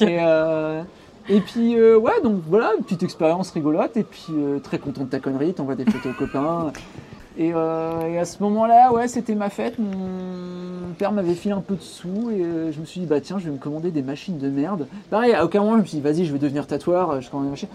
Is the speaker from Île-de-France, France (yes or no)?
no; Pacy-sur-Eure, Eure, Normandy, France; also born or lived in Courbevoie; now in Rouen, France; j'ai grandi à Passy-sur-Orgue, qui est en gros une ville de, de l'Eure, qui est entre entre Rouen et Paris